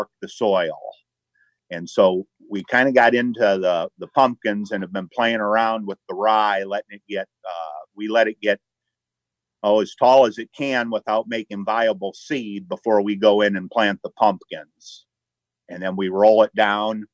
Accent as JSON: {"language": "English", "town": "Hobart", "region": "Indiana", "country": "United States", "said": "we're from Hobart, Indiana. That's up in the north. I guess we're on the far eastern side of Lake County. We have a family farm. I guess we're the fourth generation here"}